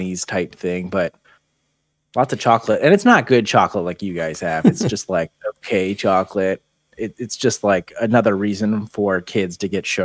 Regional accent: United States; I'm American

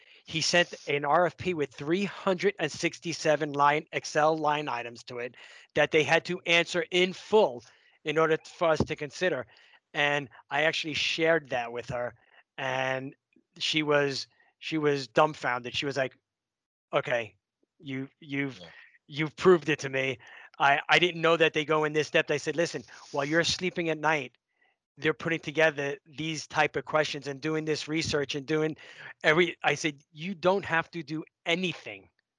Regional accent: New York, United States; accent: New York; I'm from New York

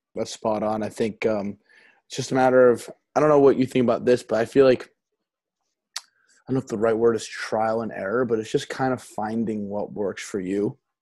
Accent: Essex County, New Jersey, United States; moved away as an adult; also born or lived in University of Maine; I grew up in New Jersey. Um, okay. Um, I'm, I'm in Essex County, so it's right outside New York City

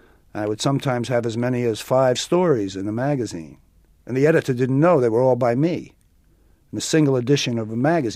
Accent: United States; I wasn't an Italian guy. I was born in America. And so were my parents.

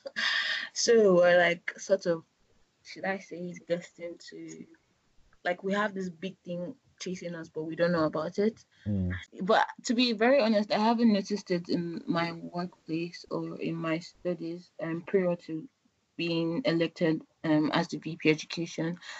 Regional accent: Nigeria; moved away as an adult; now in United Kingdom; I'm Nigerian. I've been here for the past five years

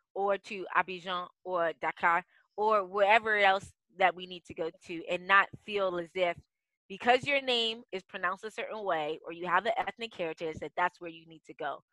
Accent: D.C., District of Columbia, United States; moved away as an adult; also born or lived in Africa; I'm the best daughter of Ghanaian immigrants who moved to the United States. So I grew up outside of Washington, D.C. Yeah born and raised

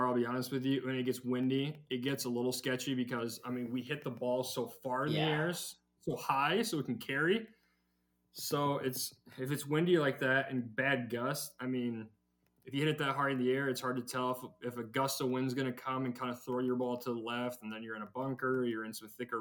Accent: Iowa, United States; I'm from Iowa.

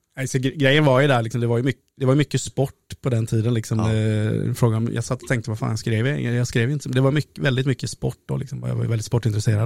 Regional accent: Oskarshamn, Kalmar County, Sweden; moved away as an adult; also born or lived in Stockholm; jag växte upp på eh, Kikebogatan, 6C

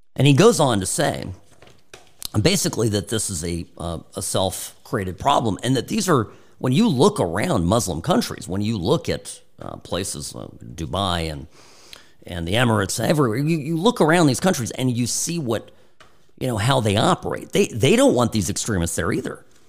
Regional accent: California, United States; my experience growing up in California

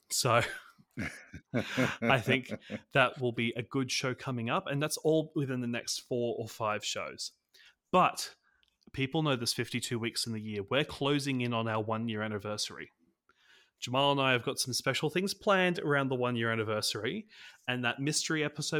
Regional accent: Australia; Not that I understand Thanksgiving at all as an Aussie. I've reached out to an Australian creator who has been playing NBA All World

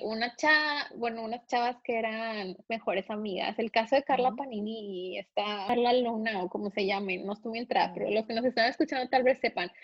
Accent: Mexico; somos los mexicanos, somos más intensos

